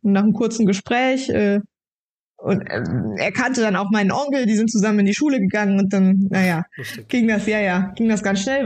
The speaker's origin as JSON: {"language": "German", "town": "Brachbach", "region": "Rhineland-Palatinate", "country": "Germany", "tie": "born or raised there", "said": "Ich wohne wieder in meinem Heimatdorf ja. äh, in Brachbach, da haben wir gebaut."}